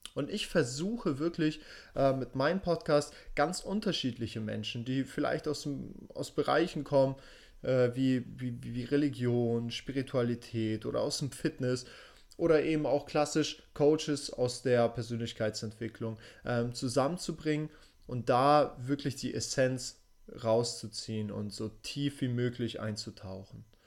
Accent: Hamburg, Germany; also born or lived in Russia; Ich selbst bin in Russland geboren und in Hamburg aufgewachsen

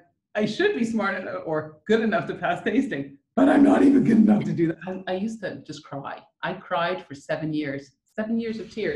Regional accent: Rockville, Maryland, United States; which I grew up in Rockville, Maryland for a bit.

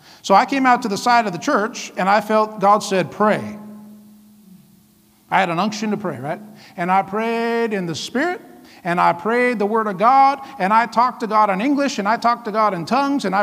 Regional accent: Vancouver, Washington, United States; moved away as an adult; also born or lived in Iowa; We were raised in Vancouver, Washington

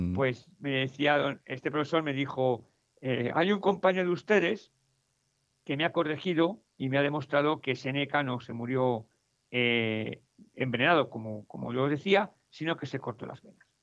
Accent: Madrid, Community of Madrid, Spain; also born or lived in Mexico; yo soy español, soy de Madrid, eh, pues viví seis años en México

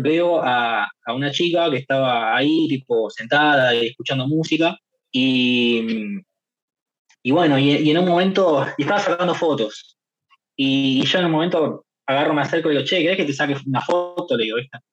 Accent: Boulogne, Buenos Aires Province, Argentina; caminando por Boulogne, en barrio, digamos, ahí en mi pueblo natal

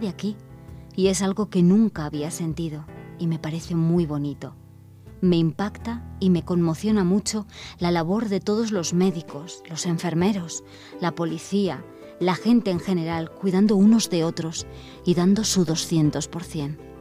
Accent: Mexico; moved away as an adult; now in Barcelona, Spain; hace unos meses decidí dejar todo en mi país, en México

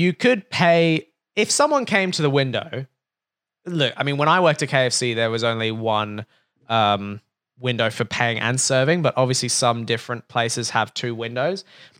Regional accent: Brooklyn, New York, United States; And I was like, yeah, you know, I grew up in Brooklyn.

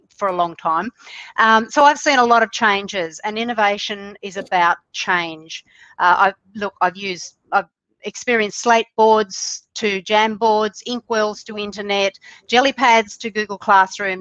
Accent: Australia; I'm from Australia, down under, we say here

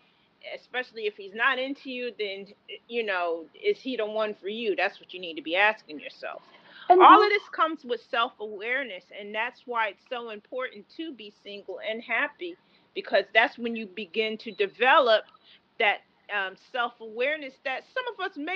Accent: New York, United States; moved away; also born or lived in Maryland; I'm from New York, but I was living in Maryland

